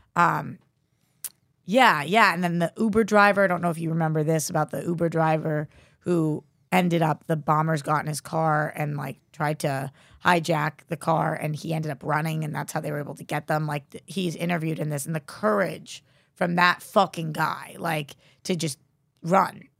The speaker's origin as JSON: {"language": "English", "town": "Newton", "region": "Massachusetts", "country": "United States", "moved": "as an adult", "lives_now": "Los Angeles, United States", "said": "I'm from Newton, and we were one of the cities that was shut down"}